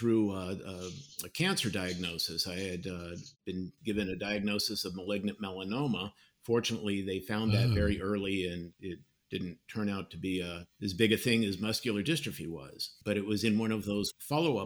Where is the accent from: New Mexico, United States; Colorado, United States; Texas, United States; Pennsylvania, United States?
Colorado, United States; now in Florida, United States; growing up in Colorado, my family would often go hiking up in the mountains